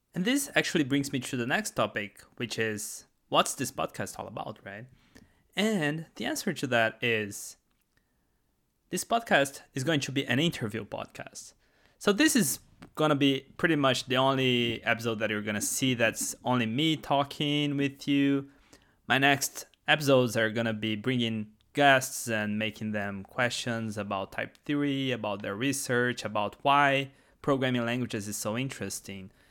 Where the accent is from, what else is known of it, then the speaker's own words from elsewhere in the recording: Brazil; first language Portuguese; English is a second language; moved away; English is not my first language. That's because I am actually from Brazil, and we talk Portuguese in Brazil.